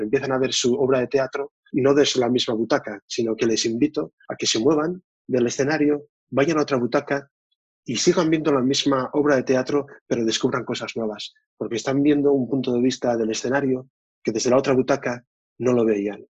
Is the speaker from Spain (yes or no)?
yes; Oviedo, Asturias, Spain; soy de Asturias, de Oviedo